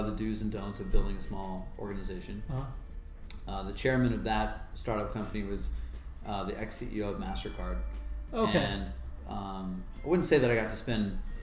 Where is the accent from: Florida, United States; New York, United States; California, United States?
California, United States; Encinitas; growing up in Encinitas